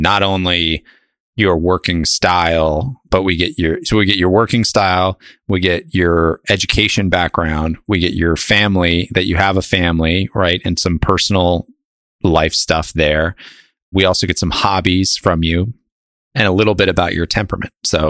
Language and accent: English; Northeast, United States; I went to school at Miami of Ohio, and I grew up in the Northeast.